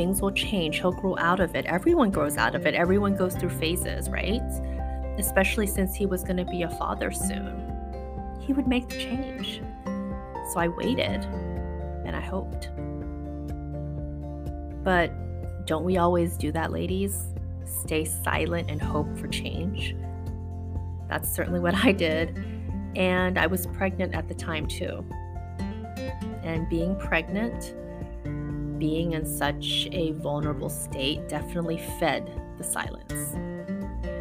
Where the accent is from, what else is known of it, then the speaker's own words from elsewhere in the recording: Las Vegas, Nevada, United States; moved away as an adult; now in San Francisco, United States; I was from Vegas